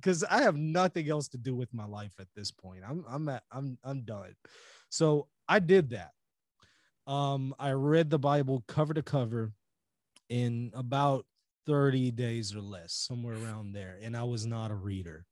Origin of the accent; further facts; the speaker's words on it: Louisiana, United States; also born or lived in Israel; I was born here in the United States in Louisiana